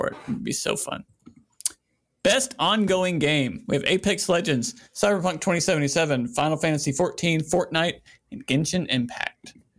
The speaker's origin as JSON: {"language": "English", "region": "South Carolina", "country": "United States", "tie": "born or raised there", "said": "a straight white man that born and raised in South Carolina"}